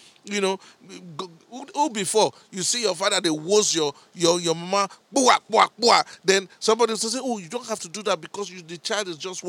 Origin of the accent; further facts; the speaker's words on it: Nigeria; moved away; because we're from Nigeria.